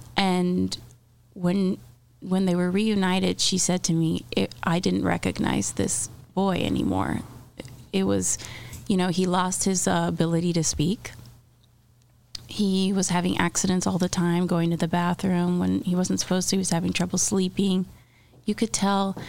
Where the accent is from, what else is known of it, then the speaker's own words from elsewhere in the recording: Miami, Florida, United States; moved away; I'm from Miami.